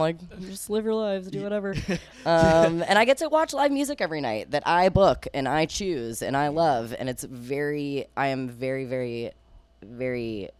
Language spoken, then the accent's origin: English; Ponte Vedra Beach, Florida, United States; now in Atlantic Beach, United States; I guess I grew up in Ponte Vedra, went to Nice, and then moved to Jacks Beach, and now I live in Atlantic Beach.